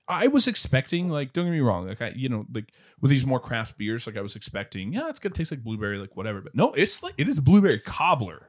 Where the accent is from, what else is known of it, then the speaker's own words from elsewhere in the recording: Springfield, Missouri, United States; I grew up in Springfield, Missouri